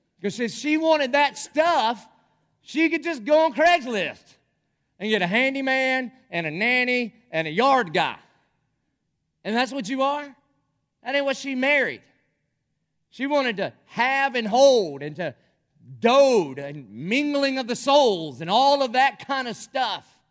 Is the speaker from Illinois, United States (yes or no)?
no; Dillon, South Carolina, United States; growing up in Dillon, South Carolina